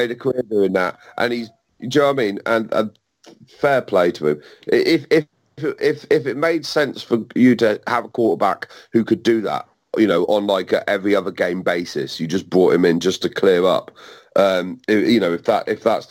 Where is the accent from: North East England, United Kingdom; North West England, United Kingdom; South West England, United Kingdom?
South West England, United Kingdom; Cornwall; I'm from Cornwall